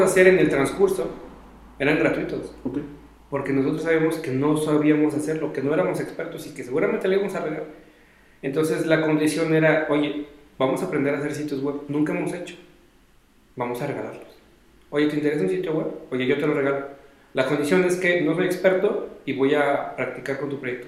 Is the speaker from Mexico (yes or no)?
yes; Mexico; como éramos foráneos y somos de México, no estamos en Inglaterra o en Canadá